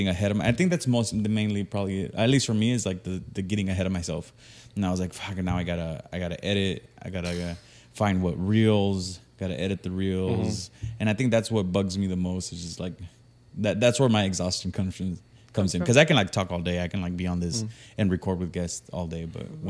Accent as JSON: {"language": "English", "region": "California", "country": "United States", "said": "Yeah, I'm from Mid-Cal."}